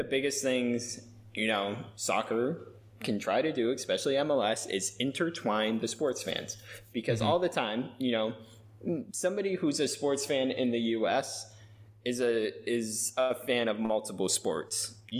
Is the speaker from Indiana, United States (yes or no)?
no; Seattle, Washington, United States; the team from Seattle, I'm from Seattle, this team could win